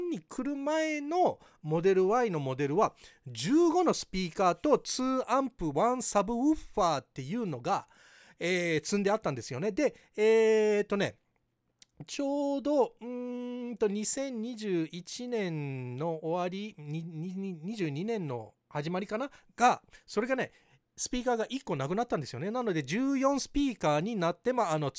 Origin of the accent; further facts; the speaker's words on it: Hawaii, United States; ハワイ育ちのバイリンガルテスラエヴァンジェリストアメリカからタイムリーなテスラニュースをお届けします